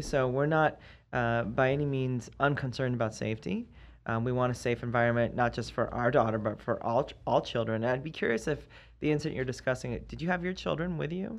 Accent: East Coast, United States; moved away; I'm from the East Coast.

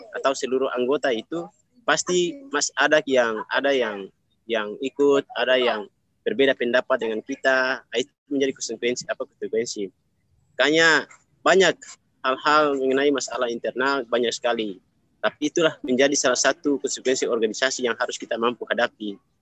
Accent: South Halmahera Regency, North Maluku, Indonesia; Saya asal dari Provinsi Maluku Utara, daerah Kabupaten Halmahera Selatan, kampung Desa Indari, Kecamatan Macan Barat

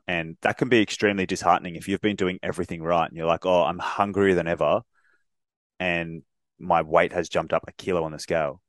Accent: Australia; us being Australian

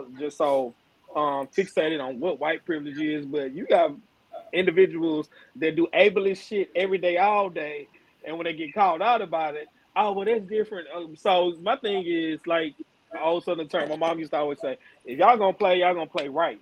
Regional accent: Houston, Texas, United States; I'm from Houston

